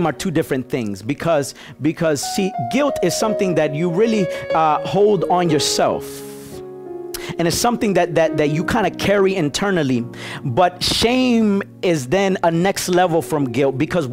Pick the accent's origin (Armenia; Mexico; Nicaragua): Nicaragua; I'm really from Nicaragua, but you know, my wife is Dominican